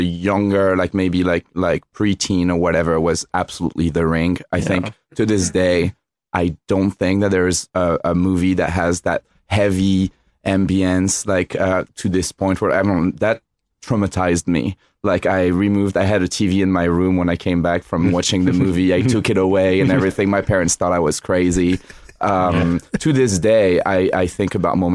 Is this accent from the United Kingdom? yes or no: no; France; moved away; growing up in France